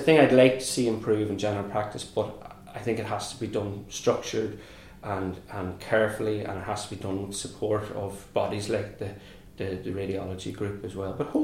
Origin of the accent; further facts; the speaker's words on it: Ireland; Being Irish